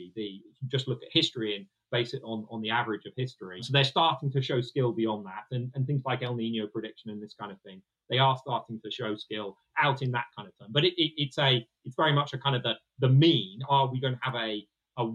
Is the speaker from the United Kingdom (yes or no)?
yes; United Kingdom; We're British